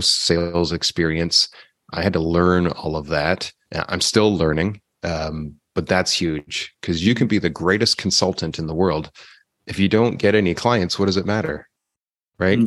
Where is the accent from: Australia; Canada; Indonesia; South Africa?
Canada; I'm from Canada